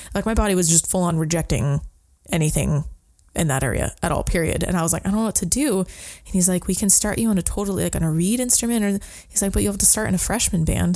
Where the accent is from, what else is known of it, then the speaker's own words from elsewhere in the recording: Sandy, Oregon, United States; I grew up in a little town called Sandy by Mount Hood